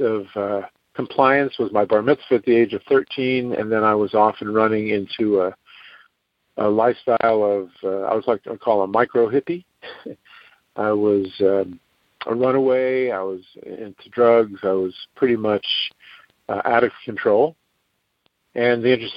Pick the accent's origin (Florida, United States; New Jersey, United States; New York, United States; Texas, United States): New York, United States; New York City; I grew up in New York City